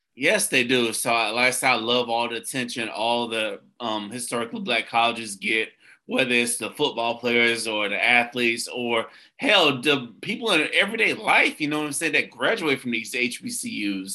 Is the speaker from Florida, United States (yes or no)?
yes; Tampa, Florida, United States; I'm from Tampa, the Tampa area